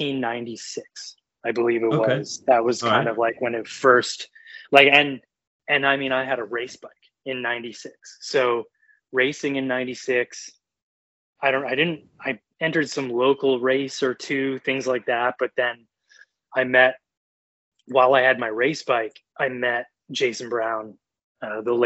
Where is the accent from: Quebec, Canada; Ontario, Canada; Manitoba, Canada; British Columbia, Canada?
British Columbia, Canada; Vancouver; moved away as an adult; now in New York, United States; originally or born and raised in Vancouver and then been in New York for 5 years.